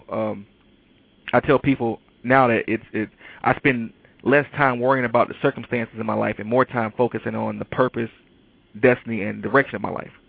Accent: Detroit, Michigan, United States; you know, I'm from Detroit, and a lot of people in Detroit right now are dealing with the fact that, you know, Chrysler basically doesn't build cars anymore.

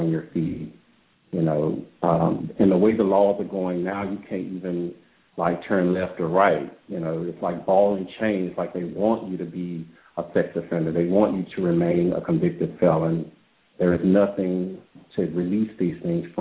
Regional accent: Louisiana, United States; I'm from Louisiana.

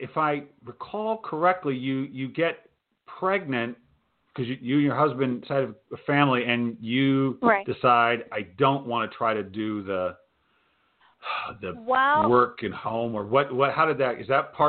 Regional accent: Providence, Rhode Island, United States; I grew up in Providence. We were talking beforehand. My parents were from Kansas City. They grew up in Kansas City.

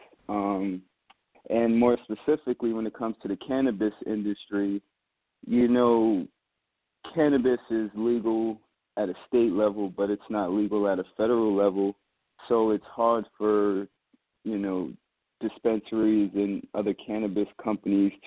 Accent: New York City, New York, United States; I'm from Queens, New York.

